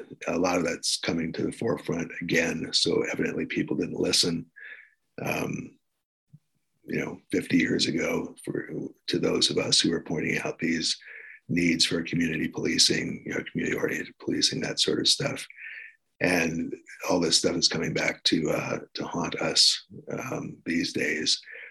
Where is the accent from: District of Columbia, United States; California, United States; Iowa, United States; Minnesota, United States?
District of Columbia, United States; Washington; born there; I was born in Washington, D.C., so I felt pretty comfortable there.